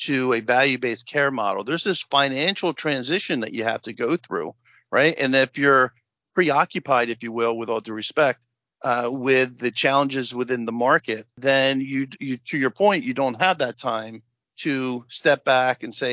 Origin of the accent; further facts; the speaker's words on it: New Jersey, United States; we're both from Jersey